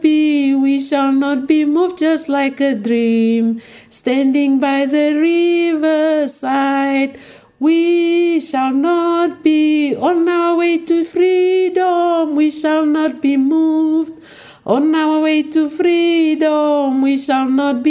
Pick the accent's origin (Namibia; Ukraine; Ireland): Namibia; Windhoek, Khomas; I was born in Kadutura, in Windhoek.